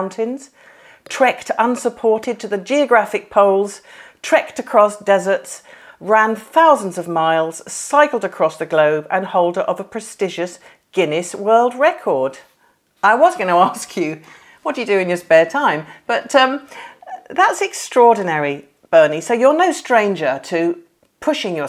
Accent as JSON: {"language": "English", "town": "Burnham-on-Crouch", "region": "East of England", "country": "United Kingdom", "moved": "as an adult", "lives_now": "Warwickshire, United Kingdom", "said": "my husband and I, we're from Burnham on Crouch"}